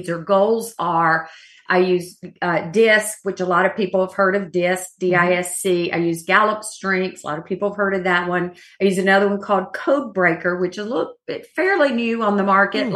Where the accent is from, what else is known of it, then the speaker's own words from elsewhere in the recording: Georgia, United States; moved away; I'm from Georgia